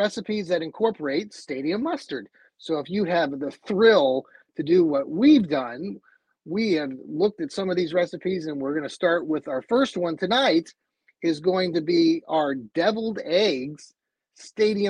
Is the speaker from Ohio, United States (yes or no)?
yes; Cleveland, Ohio, United States; if we're from Cleveland